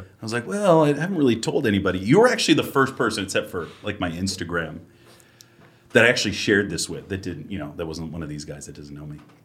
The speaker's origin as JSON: {"language": "English", "region": "Massachusetts", "country": "United States", "moved": "yes", "said": "I'm originally from Massachusetts"}